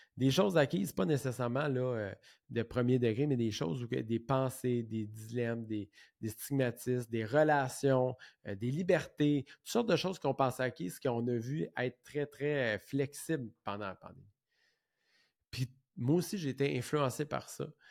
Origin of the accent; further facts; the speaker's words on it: Saint-Jean-sur-Richelieu, Quebec, Canada; Je viens de Saint-Jean, comme j'ai dit tantôt. J'ai été élevé dans une petite maison mobile